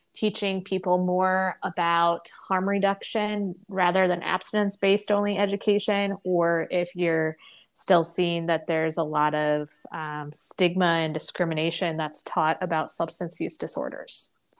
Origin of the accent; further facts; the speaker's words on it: the Bible Belt, United States; I grew up in the Bible Belt in public schools